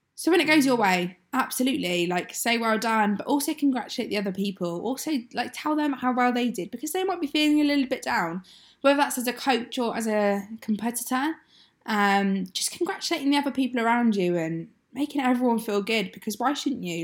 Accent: Exeter, South West England, United Kingdom; moved away as an adult; now in Sunderland, United Kingdom; I'm from Exeter

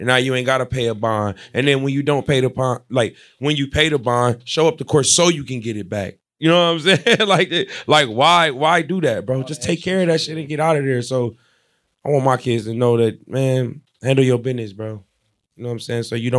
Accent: Ohio, United States; I'm from Ohio.

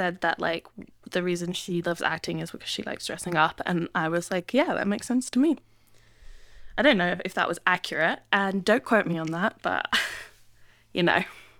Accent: England, United Kingdom; now in Sydney, Australia; we're in Sydney in the Southern Hemisphere, so we don't have this. But in the Northern Hemisphere, where I grew up in England

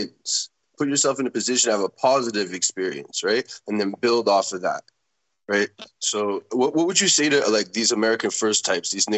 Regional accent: Montreal, Quebec, Canada; growing up in Montreal

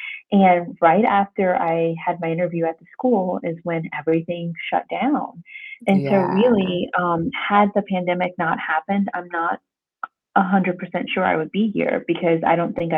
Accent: Louisiana, United States; I'm originally from Louisiana, kind of lived all over the U.S. and then also did study abroad in France and stayed there a little while.

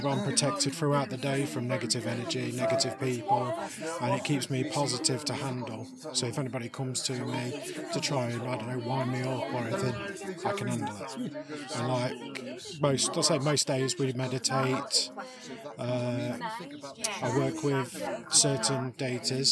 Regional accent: Nottingham, East Midlands, United Kingdom; I'm from Nottingham.

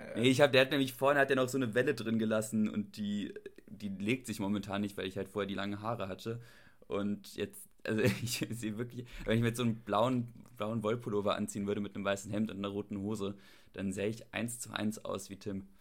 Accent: Germany

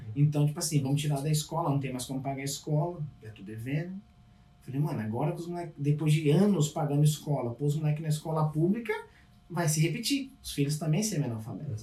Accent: São Paulo, Brazil; moved away as an adult; also born or lived in Capão Redondo; now in Canada; sou de São Paulo

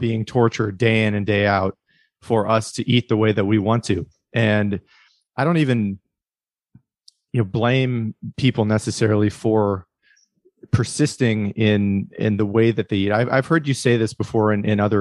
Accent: Midwest, United States; I grew up in the Midwest

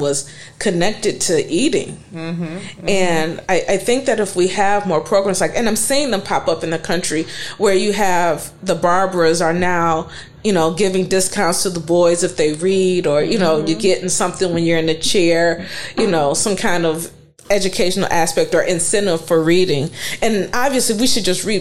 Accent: East Cleveland, Ohio, United States; moved away; also born or lived in New Orleans; I grew up in East Cleveland where it was poor

